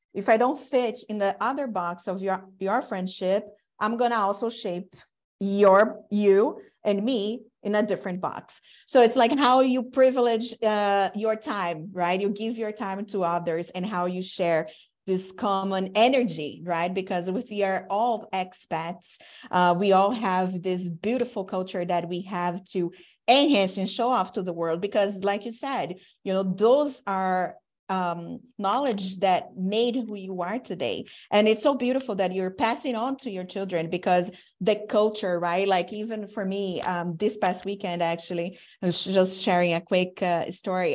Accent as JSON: {"language": "English", "country": "Brazil", "moved": "yes", "lives_now": "United States", "said": "I'm from Brazil, I'm Latina, I've been in the U S throughout my career"}